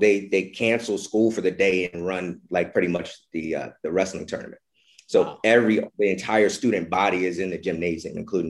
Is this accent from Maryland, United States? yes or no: yes; Baltimore, Maryland, United States; moved away; also born or lived in Moorestown, New Jersey; I grew up in Baltimore City, born and raised in Baltimore City